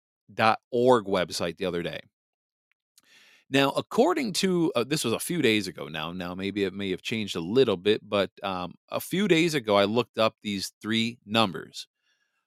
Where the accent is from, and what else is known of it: Michigan, United States; born or raised there